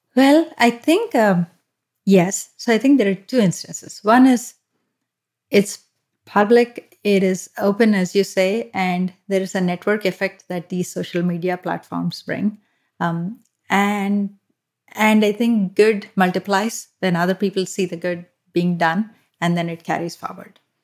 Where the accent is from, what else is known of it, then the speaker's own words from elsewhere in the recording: Hyderabad, Telangana, India; moved away as an adult; also born or lived in Mumbai / Kolkata; now in United States; I'm from the south of India and, uh, I was born in Hyderabad. Um, I've lived in multiple cities, including Hyderabad, Mumbai, and Kolkata